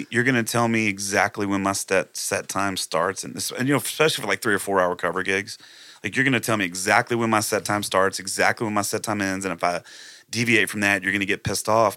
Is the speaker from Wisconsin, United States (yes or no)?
no; Plum Grove, Texas, United States; also born or lived in Splendora, Texas; I actually grew up in, uh, Plum Grove, Texas